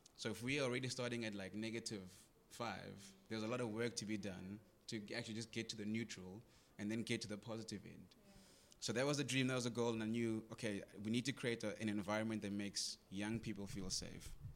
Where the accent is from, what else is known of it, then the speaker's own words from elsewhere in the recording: Greytown, KwaZulu-Natal, South Africa; I grew up in Greytown.